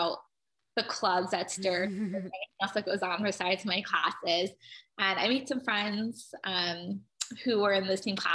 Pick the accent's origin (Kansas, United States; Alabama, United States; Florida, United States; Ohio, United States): Ohio, United States; Cleveland; I grew up in Cleveland, Ohio